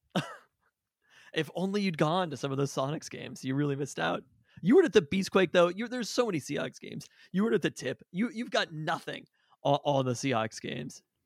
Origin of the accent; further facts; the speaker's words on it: Seattle, Washington, United States; also born or lived in Renton; Born and raised in Seattle, literally never lived anywhere else in my entire life